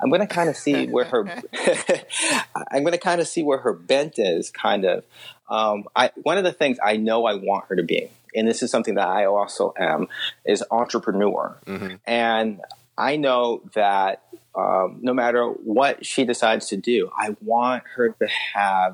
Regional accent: Southfield, Michigan, United States; also born or lived in Detroit, Michigan / West Bloomfield, Michigan; I grew up in Southfield, Michigan. And then later West Bloomfield.

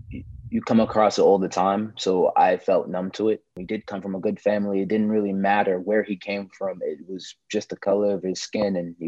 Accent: Newark, New Jersey, United States; It's dope that we all from Newark, because I'm from Newark too. I'm a Newark, New Jersey actor, model, filmmaker.

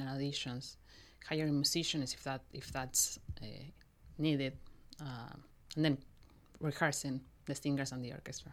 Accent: Mendoza, Argentina; moved away; I was born in Argentina, in Mendoza, which is, Mendoza is a town, um, west, b-, nearby Chile. I was born there. I went to s, eh, scho, eh, school there

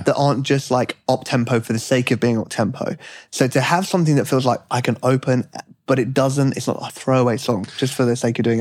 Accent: United Kingdom; now in United States; as a Brit now living in America

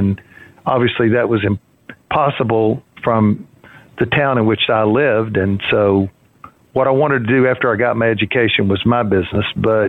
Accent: Orange, Texas, United States; Well, it was the center of my world for many years, and frankly, it provided me with a good home.

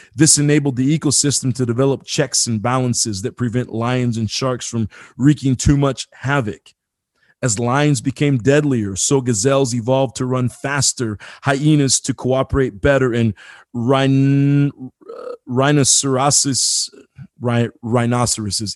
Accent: Marion, Indiana, United States; I grew up in, in Marion, Indiana, very small town.

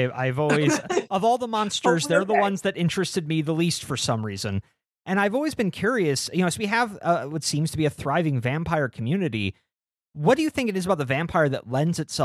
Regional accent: Midwest, United States; We are very Midwestern

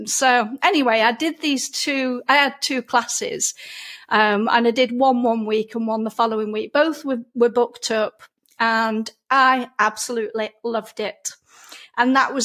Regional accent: Lancashire, North West England, United Kingdom; accent: broad Lancashire; I get a lot of comments about my accent. I'm a Lancashire lass, so I do have a very broad accent

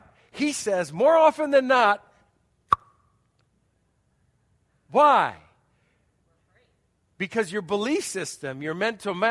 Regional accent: United States; I'm an American

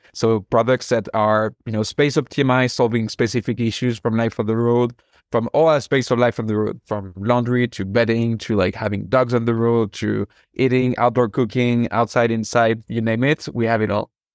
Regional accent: France; moved away as an adult; also born or lived in San Francisco, United States; now in United States; I'm originally from France, and I moved over to the U.S. in 2013

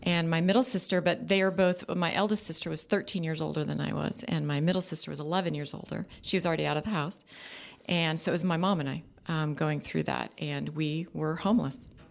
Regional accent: Orange County, California, United States; also born or lived in Los Angeles; I grew up, I was born in Los Angeles and raised in Orange County

